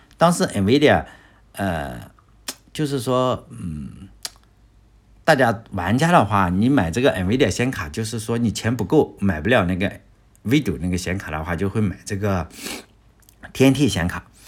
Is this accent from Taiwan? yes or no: no; Shandong, China; 因为我没有出过国是吧？没什么见识。在我们这个山东人的眼里